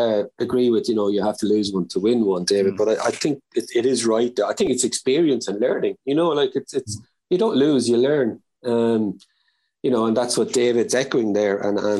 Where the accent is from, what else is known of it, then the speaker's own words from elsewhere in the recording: Slane, Leinster, Ireland; also born or lived in Simonstown; originally I'm from Slane, which was McCullough's, I don't know, 10 miles, 7 or 8 miles down the road.